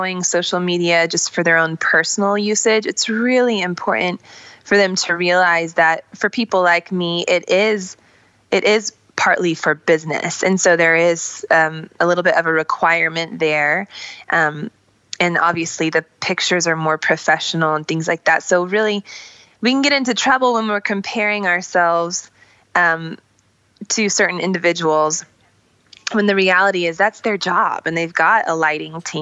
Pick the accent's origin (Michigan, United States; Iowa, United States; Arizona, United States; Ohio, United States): Iowa, United States; Iowa City; I grew up in Iowa City, Iowa, so it was sort of a rural, like, farm area